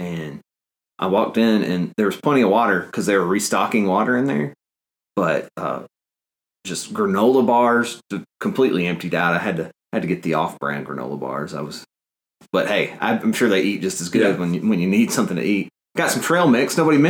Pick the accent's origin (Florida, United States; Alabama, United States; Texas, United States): Alabama, United States; North; moved away as an adult; now in Auburn, United States; I grew up in North Alabama, where we had at least one tornado every spring.